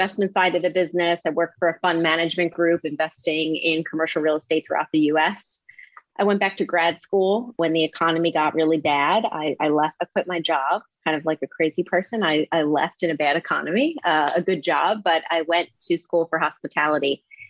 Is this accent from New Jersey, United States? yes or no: yes; suburb of Philadelphia in New Jersey, United States; also born or lived in New York; I grew up just outside of Philadelphia in a suburb in New Jersey